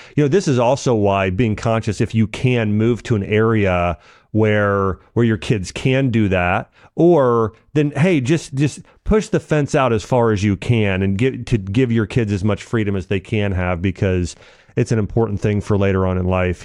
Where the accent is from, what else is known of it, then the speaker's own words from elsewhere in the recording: Ohio, United States; I grew up in Ohio and kind of a a small neighborhood